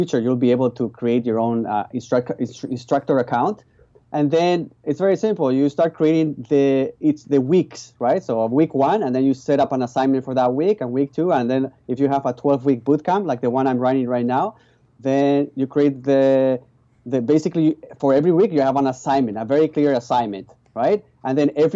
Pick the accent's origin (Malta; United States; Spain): Spain; English is a second language; moved away as an adult; now in Vancouver, Canada; My original background is I was born in Spain. So that's why you hear a funny accent. And I came here when I was 19 years old